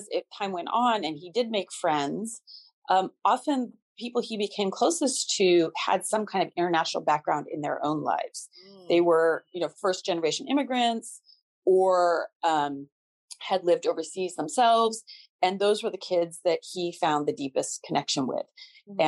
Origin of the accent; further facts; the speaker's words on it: Seattle, Washington, United States; moved away as an adult; also born or lived in Shanghai; I was born here. I grew up here.